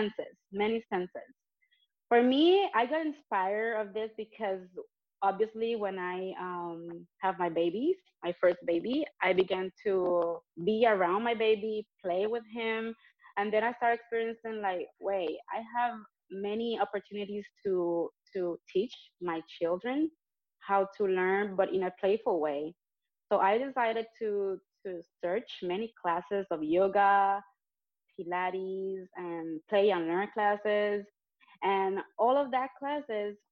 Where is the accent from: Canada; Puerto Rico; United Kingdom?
Puerto Rico; San Juan; moved away as an adult; also born or lived in Carolina, Puerto Rico / Toluca; now in North Carolina, United States; I was born and raised in Puerto Rico, in San Juan, and then I moved to Carolina, and then I moved to Toluca when I got married.